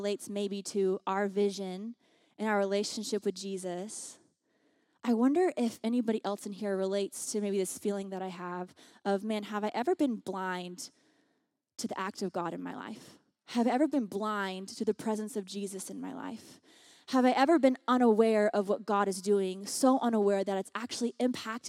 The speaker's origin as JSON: {"language": "English", "region": "the South", "country": "United States", "tie": "born or raised there", "also_born_or_lived": "Washington, D.C.", "moved": "as an adult", "lives_now": "Los Angeles, United States", "said": "I grew up on the dirty South"}